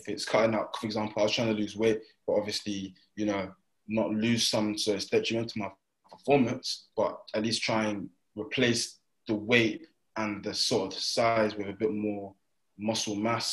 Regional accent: United Kingdom; moved away; I'm from Brighton.

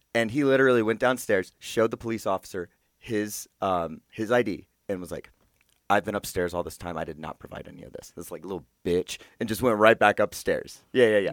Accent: Georgia, United States; I was from Georgia

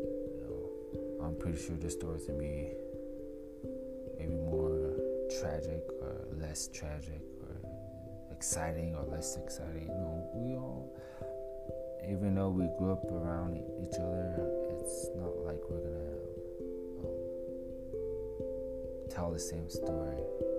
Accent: Denver, Colorado, United States; also born or lived in Salt Lake City, Utah; I was born and raised pretty much, it feels like I was born and raised everywhere, I was born in Salt Lake City, Utah, we grew up around, especially here in Denver. I live here in Denver now

